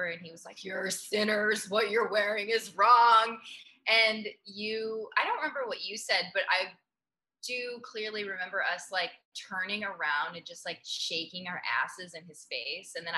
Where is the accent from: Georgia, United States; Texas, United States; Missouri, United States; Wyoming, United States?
Missouri, United States; now in New York City, United States; I was raised in Missouri